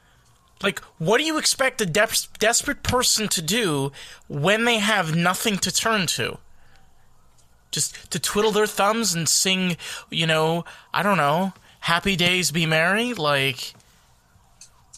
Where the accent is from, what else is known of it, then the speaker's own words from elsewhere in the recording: New York, United States; I'm from New York